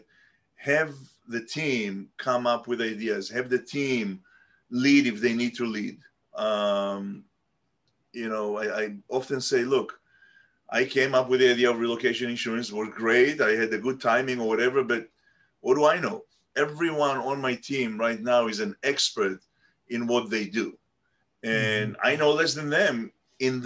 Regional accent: Tel Aviv, Tel Aviv District, Israel; I was born in Tel Aviv and grew up in Tel Aviv

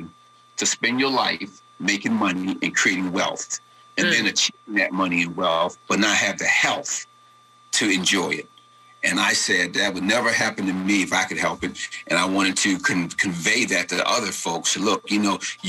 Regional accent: Baltimore, Maryland, United States; I was raised here, Blair, in a neighborhood that was a project area, low-income African-American neighborhood.

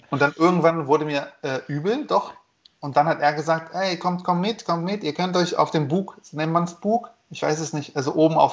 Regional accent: Germany; So, ich bin Deutscher, ich zahle nicht.

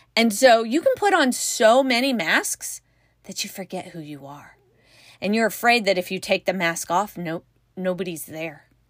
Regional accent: California, United States; I'm from California

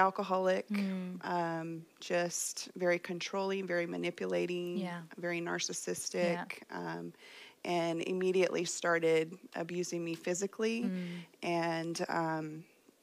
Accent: Fresno, California, United States; I was born here in Fresno

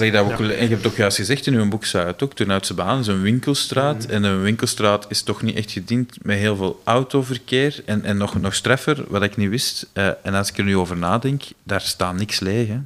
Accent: Kempen, Flanders, Belgium

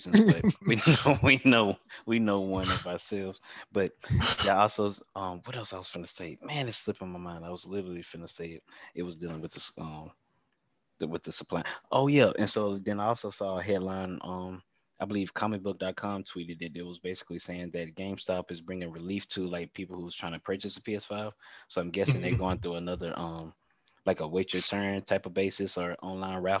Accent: near Pearl / Jackson / Richland, Mississippi, United States; It was actually Pearl, but it's roughly the same distance. It's about like a 10-minute difference from my hometown.

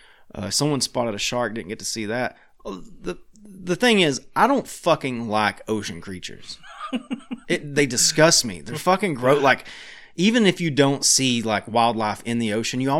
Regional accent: Tennessee, United States; I'm from Tennessee

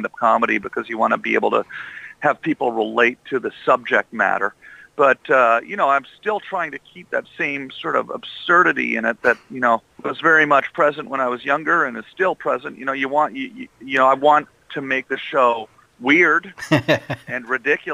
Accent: Canada; this was on television every night where I grew up as a kid

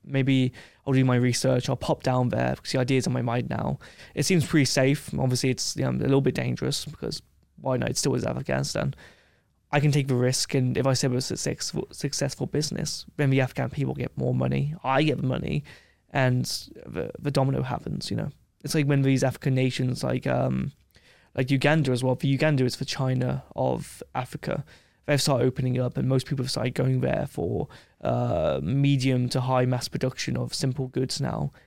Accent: England, United Kingdom; I'm like, "England."

